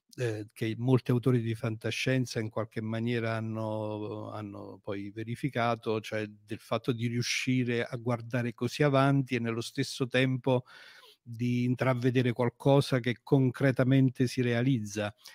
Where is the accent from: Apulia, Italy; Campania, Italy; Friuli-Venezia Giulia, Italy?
Campania, Italy; Avellino; io sono di Avellino, sono un avellinese.